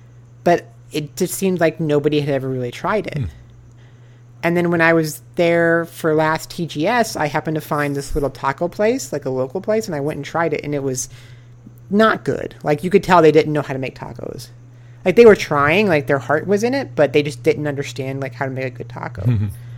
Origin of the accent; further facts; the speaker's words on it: United States; moved away as an adult; also born or lived in Japan; I'm American.